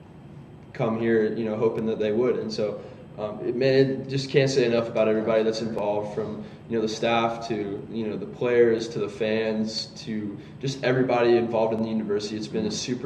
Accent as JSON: {"language": "English", "region": "Georgia", "country": "United States", "tie": "born or raised there", "said": "I'm from Georgia, so I grew up, you know, going to Tech games"}